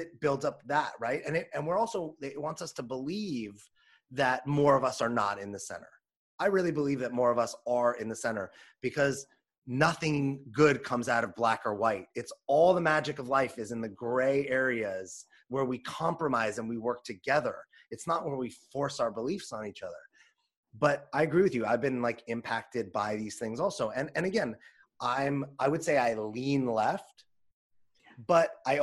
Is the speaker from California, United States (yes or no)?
yes; Los Angeles, California, United States; I grew up in Los Angeles